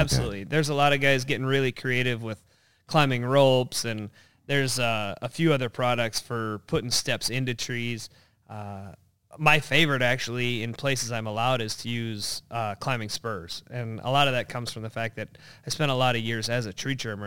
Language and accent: English; North Idaho, United States; moved away as an adult; now in Minnesota, United States; I grew up in North Idaho, uh, but then right around, uh, ninety-four-ish, I moved out here to go to college and have been a Minnesota resident, uh, ever since